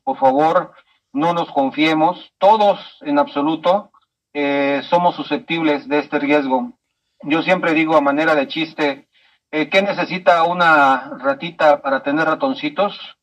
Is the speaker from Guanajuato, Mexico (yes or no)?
no; Chiapas, Mexico; now in Mexico City, Mexico; aunque soy nacido en Chiapas, he vivido y hecho mucho de mi vida en esta hermosa ciudad.